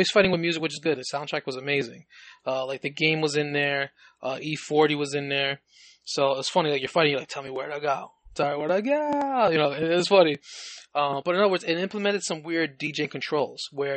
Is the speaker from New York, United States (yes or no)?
yes; New York City, New York, United States; I grew up in the Bronx, New York, you know, for like 20 years